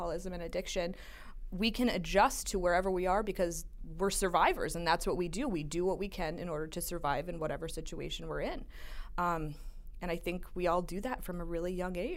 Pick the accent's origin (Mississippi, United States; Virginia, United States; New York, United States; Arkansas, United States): New York, United States; Plattsburgh; also born or lived in New Jersey; I was born and raised in Plattsburgh